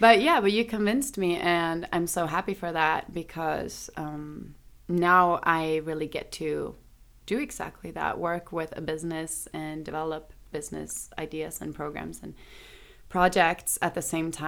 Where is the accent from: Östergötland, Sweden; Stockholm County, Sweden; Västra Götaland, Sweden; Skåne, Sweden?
Stockholm County, Sweden; Stockholm; Stockholm, Sweden